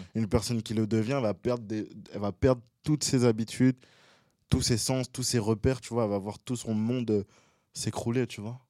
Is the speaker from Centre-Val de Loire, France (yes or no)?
no; Boulogne-Billancourt, Île-de-France, France; also born or lived in Gabon; Je suis de Boulogne-Biancourt